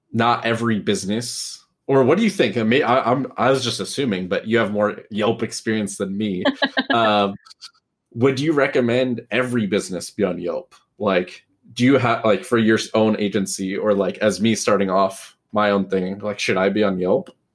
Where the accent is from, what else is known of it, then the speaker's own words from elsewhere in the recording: Pleasanton, California, United States; now in Livermore, United States; in the Bay? Because that's where I'm from and grew up.